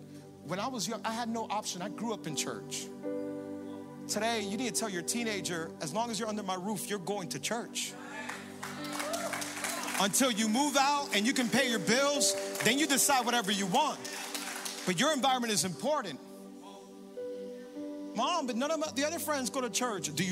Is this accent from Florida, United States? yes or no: yes; Hialeah, Florida, United States; I grew up in Hialeah playing baseball